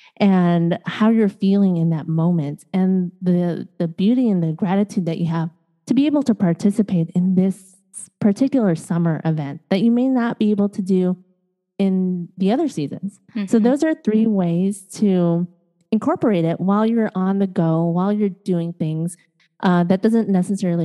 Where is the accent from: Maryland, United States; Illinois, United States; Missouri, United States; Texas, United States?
Illinois, United States; Chicago; also born or lived in East Coast, United States; now in Los Angeles, United States; I was born and raised in Chicago